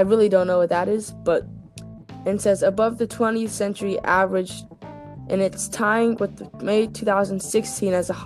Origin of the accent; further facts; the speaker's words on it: Florida, United States; I grew up in Florida, and it gets hot in May in Florida.